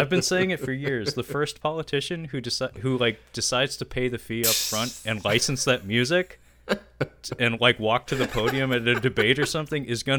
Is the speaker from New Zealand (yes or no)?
no; Kowloon Bay, Hong Kong; born there; I was born in Kowloon Bay.